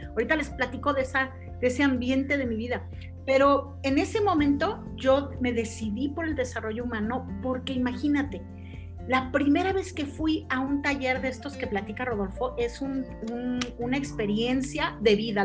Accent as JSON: {"language": "Spanish", "country": "Mexico", "said": "yo soy mexicana"}